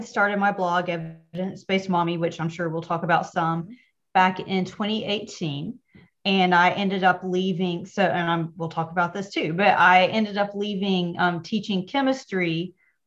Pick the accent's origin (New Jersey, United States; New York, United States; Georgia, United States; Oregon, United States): Georgia, United States; accent: twang; moved away as an adult; now in Pennsylvania, United States; Originally, I'm from Georgia. So if you hear a little twang, that's where it comes from.